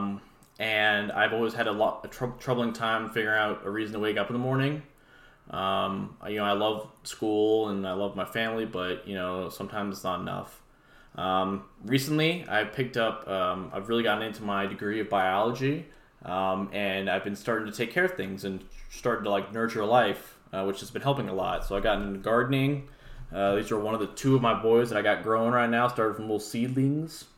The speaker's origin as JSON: {"language": "English", "town": "Las Vegas", "region": "Nevada", "country": "United States", "said": "I'm from Las Vegas"}